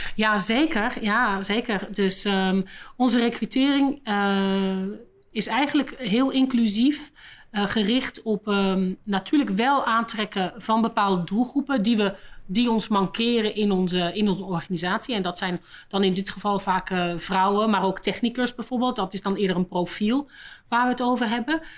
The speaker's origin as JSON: {"language": "Dutch", "country": "Netherlands", "also_born_or_lived": "London, United Kingdom / Tokyo, Japan", "moved": "as an adult", "lives_now": "Belgium", "said": "zoals je wel hoort ben ik niet Belgisch. ik ben van Nederland."}